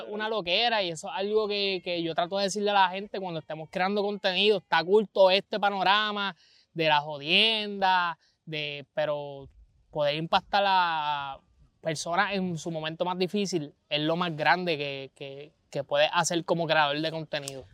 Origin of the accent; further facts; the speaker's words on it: Vega Baja, Puerto Rico; soy un joven de Vega Baja